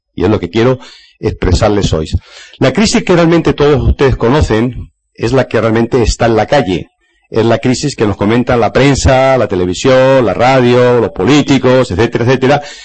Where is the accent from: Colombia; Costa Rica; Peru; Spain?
Spain; en mi país, España